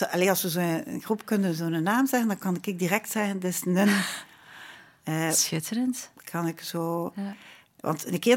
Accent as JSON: {"language": "Dutch", "town": "Ghent", "region": "Flanders", "country": "Belgium", "said": "we zijn al twee van Gent"}